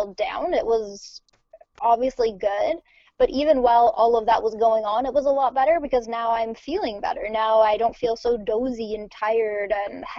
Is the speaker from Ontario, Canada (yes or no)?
yes; Ontario, Canada; also born or lived in Montreal, Canada; originally I'm from Ontario, so I moved to Quebec